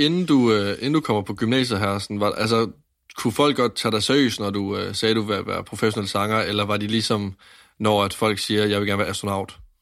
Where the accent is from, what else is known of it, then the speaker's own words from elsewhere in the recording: Varde, Southern Denmark, Denmark; Jeg kommer fra Vardag